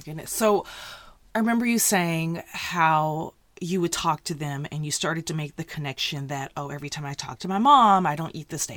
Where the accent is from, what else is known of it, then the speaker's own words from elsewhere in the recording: the South, United States; we're both from the South